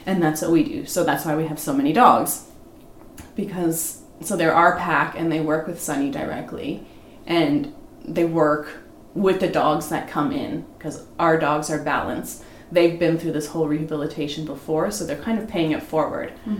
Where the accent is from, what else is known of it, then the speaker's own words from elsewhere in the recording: Toronto, Ontario, Canada; now in Warkworth, Canada; I was born and raised in Scarborough